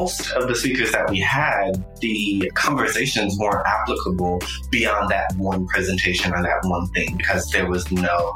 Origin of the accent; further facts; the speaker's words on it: Fayetteville, North Carolina, United States; I was born in South Carolina, but I was raised in Fayetteville, North Carolina